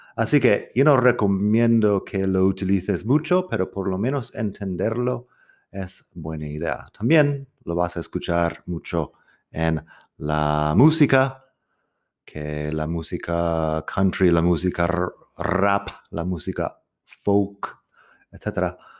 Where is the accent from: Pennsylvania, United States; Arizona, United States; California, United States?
Arizona, United States; Spanish is a second language; now in Madrid, Spain; yo soy del desierto de Arizona. Cuando digo desierto, digo literalmente desierto crecí en un sitio donde mirabas por la ventana y tenías cactus y arbustos y poco más.